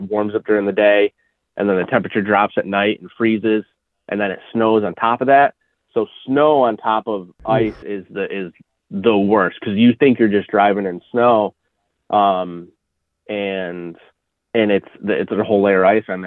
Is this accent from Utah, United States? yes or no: no; central New York, United States; I grew up in New York